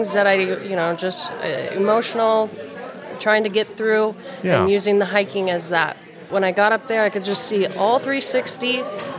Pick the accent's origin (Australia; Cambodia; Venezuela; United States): United States; North Dakota; moved away; I grew up in North Dakota, waterfowl country